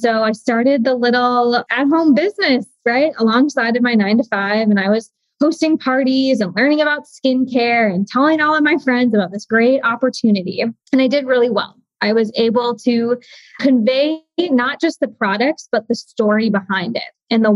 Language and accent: English; Midwest, United States; I grew up in the Midwest